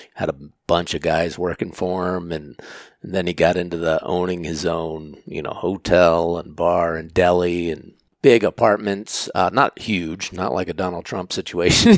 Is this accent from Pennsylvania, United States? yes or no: yes; Pennsylvania, United States; moved away as an adult; also born or lived in Maine; I was born and raised in Pennsylvania